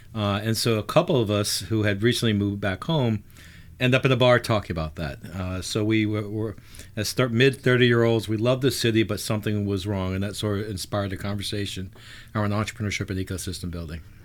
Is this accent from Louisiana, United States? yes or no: yes; New Orleans, Louisiana, United States; also born or lived in New York / Boston / Atlanta / Pittsburgh; I am born and raised in New Orleans, uh, born in the sixties, um, left in the eighties